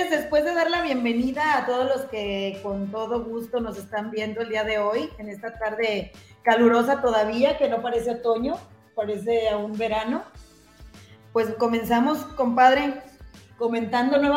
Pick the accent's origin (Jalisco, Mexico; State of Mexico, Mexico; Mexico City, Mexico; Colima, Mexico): Jalisco, Mexico; Tonalá; que soy residente de Tonalá.